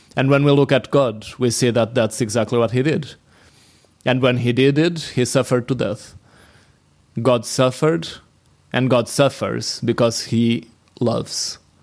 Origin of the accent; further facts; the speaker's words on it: Portugal; from Portugal.